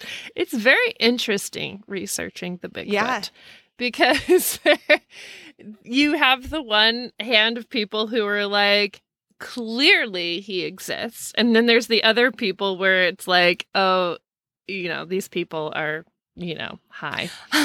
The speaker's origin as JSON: {"language": "English", "town": "Snoqualmie", "region": "Washington", "country": "United States", "tie": "born or raised there", "said": "I grew up in the Snoqualmie North Bend area and spent many summer nights a day at the lake in the woods."}